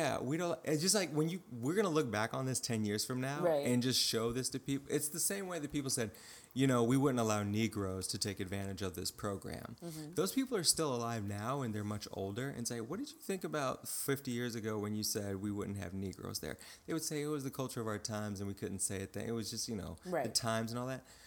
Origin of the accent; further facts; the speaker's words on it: Midwest, United States; moved away; my hometown in the Midwest